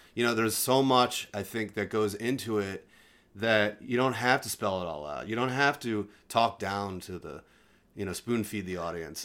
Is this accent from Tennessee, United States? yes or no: no; Delaware, United States; moved away as an adult; now in Los Angeles, United States; I grew up in Delaware